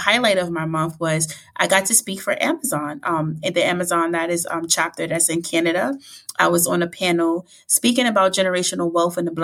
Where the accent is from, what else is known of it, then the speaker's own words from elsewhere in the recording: New York City, New York, United States; growing up in the Bronx and, you know, lower income family